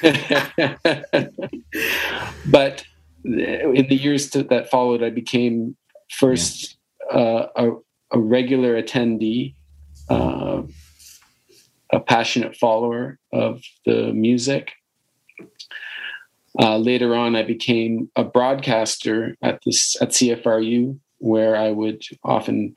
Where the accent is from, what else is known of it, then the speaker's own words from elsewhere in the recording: Toronto, Ontario, Canada; also born or lived in Guelph; I grew up in Toronto, but studied at Guelph.